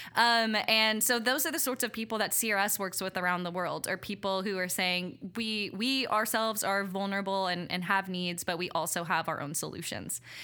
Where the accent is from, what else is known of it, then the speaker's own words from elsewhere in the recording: Abbeville, Louisiana, United States; also born or lived in Mexico; I grew up in Abbeville, Louisiana